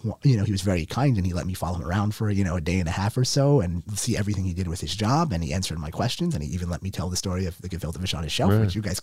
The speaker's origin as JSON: {"language": "English", "town": "New York City", "region": "New York", "country": "United States", "said": "I'm from Queens, but like, again, you're talking about my family. They're originally from the Upper West Side of Manhattan"}